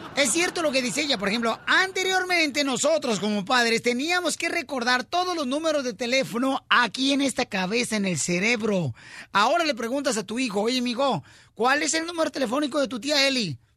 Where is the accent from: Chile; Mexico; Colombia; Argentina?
Mexico; Ocotlán, Jalisco; now in United States; Yo fui criado en Ocotlán